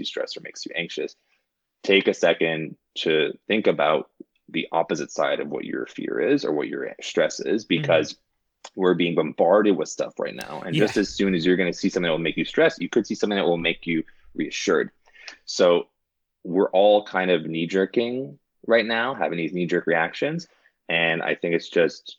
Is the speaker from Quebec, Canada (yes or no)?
yes; Montreal, Quebec, Canada; now in New York, United States; the value system that I was raised in Montreal.